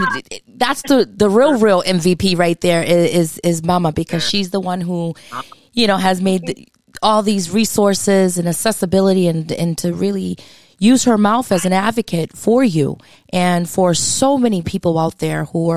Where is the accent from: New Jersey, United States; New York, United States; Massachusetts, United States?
Massachusetts, United States; I did it, and I'm from Massachusetts.